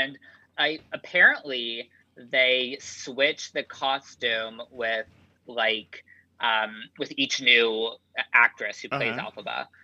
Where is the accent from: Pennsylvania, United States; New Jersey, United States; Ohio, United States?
Ohio, United States; Cincinnati; moved away as an adult; also born or lived in Indianapolis; now in New York, United States; I'm from Ohio, Cincinnati, quite conservative little town. I grew up there.